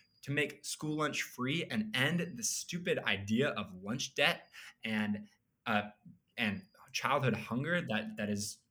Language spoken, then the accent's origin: English; Idaho, United States; moved away as an adult; now in Chapel Hill, United States; I grew up in Idaho